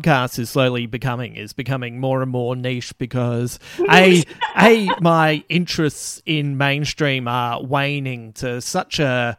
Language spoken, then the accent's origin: English; Croydon, London, United Kingdom; growing up in West Croydon on Bedford Street, where opposite was the Croydon High School, and there was two concrete cricket pitches in nets right next to the fence.